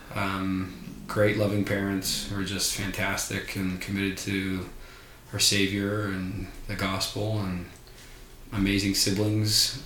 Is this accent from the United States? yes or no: yes; Littleton, Colorado, United States; seventh of eight kids, born and raised in Colorado